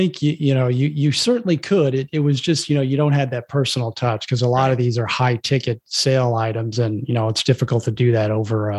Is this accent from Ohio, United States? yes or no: no; Florida, United States; born or raised there; moved away as an adult; also born or lived in Brooklyn, New York / New Jersey; now in Chicago, United States